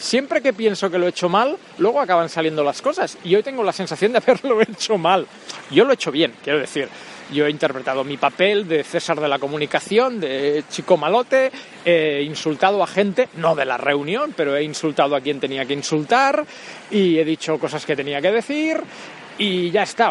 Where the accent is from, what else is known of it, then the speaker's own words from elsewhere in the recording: Catalonia, Spain; soy catalán